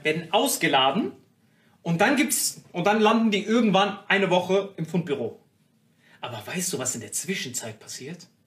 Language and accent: German; Morocco; moved away; ich bin in Marokko aufgewachsen